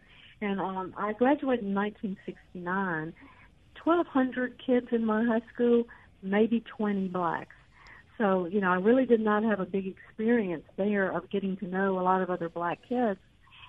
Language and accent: English; Jackson, Mississippi, United States; now in Memphis, United States; I was born in Jackson in 1951, and I grew up really in North Jackson in Broadmoor as a little girl, and then over near Span Elementary for junior high and high school.